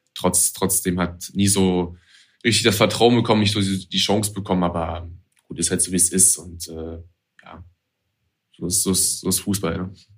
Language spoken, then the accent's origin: German; Hanover, Lower Saxony, Germany; bei uns in Hannover